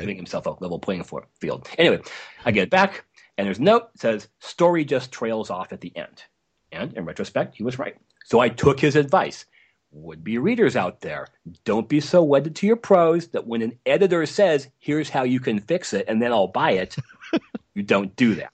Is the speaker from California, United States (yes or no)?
yes; Los Angeles, California, United States; So I grew up in Los Angeles in the late sixties and nineteen seventies